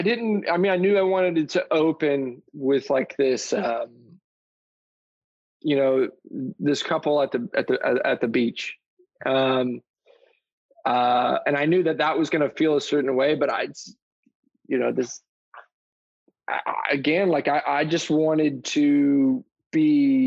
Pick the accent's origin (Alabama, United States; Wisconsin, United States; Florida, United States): Florida, United States; Tampa; also born or lived in Clearwater, Florida; I was born in Clearwater, and I was raised, the first part of my life I spent in town and country. And then I moved to an area called Lutz